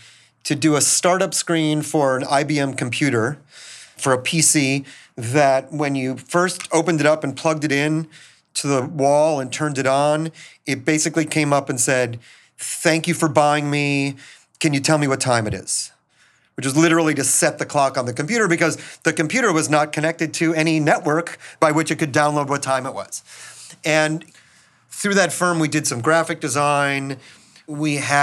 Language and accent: English; Minneapolis, Minnesota, United States; moved away; I grew up in Minneapolis